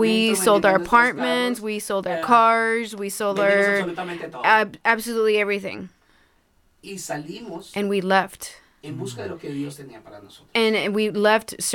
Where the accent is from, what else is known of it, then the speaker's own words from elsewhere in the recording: El Paso, Texas, United States; moved away as an adult; now in Omaha, United States; I come from a desert city